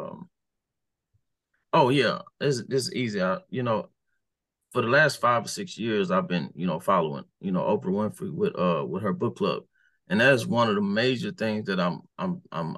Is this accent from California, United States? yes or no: no; Houston, Texas, United States; my hometown, on my side of town